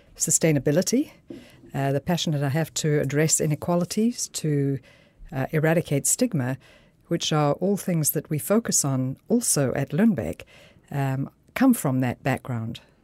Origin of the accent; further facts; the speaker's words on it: South Africa; moved away as an adult; also born or lived in Switzerland / United States; now in Denmark; I'm a physician from South Africa, born to Scottish parents who emigrated to Africa